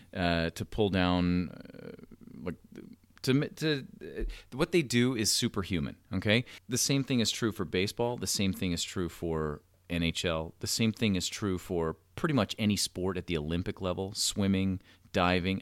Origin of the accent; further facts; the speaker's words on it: Toronto, Ontario, Canada; you and I both are from Toronto, from the Toronto area